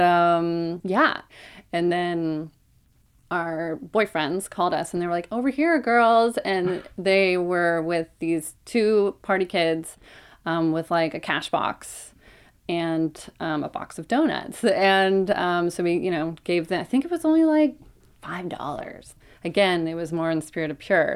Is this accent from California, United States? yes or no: yes; Oakland, California, United States; so I grew up in Oakland. Um, grew up in the hills over by the Oakland Zoo